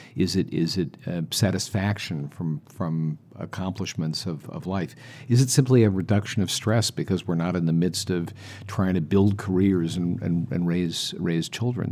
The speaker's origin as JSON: {"language": "English", "country": "United States", "said": "I'm from the United States"}